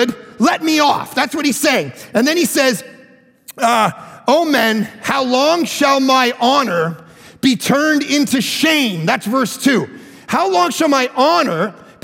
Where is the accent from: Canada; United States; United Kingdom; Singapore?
Canada; I'm from Canada.